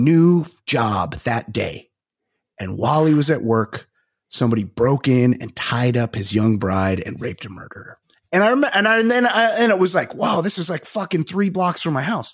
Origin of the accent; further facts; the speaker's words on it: Costa Mesa, California, United States; I'm from Costa Mesa. There's people in my high school that did